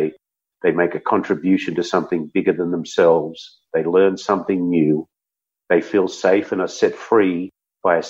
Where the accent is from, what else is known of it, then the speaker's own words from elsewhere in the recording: Australia; moved away as an adult; now in San Diego, United States; I'm an Aussie